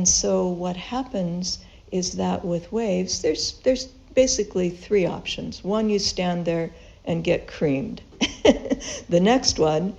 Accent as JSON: {"language": "English", "town": "Los Angeles", "region": "California", "country": "United States", "tie": "born or raised there", "moved": "yes", "said": "I grew up in Southern California in Los Angeles, and we went to the beach quite often on the weekends"}